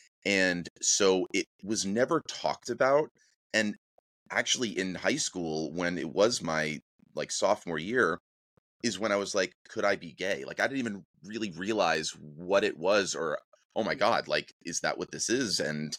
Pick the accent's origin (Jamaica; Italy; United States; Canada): United States; New Hampshire; moved away as an adult; also born or lived in New Jersey / Richmond, Virginia; now in Los Angeles, United States; I was born in Jersey. I grew up there for a little while and then moved up to Southern New Hampshire, followed by Central New Hampshire, went to high school, went to college in Richmond, Virginia